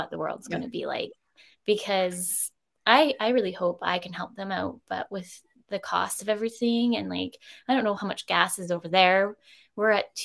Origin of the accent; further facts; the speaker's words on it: Campbell River, British Columbia, Canada; now in Victoria, Canada; I'm further originally from Up Island, so Canberra River. And I've only ever wanted to live in Victoria.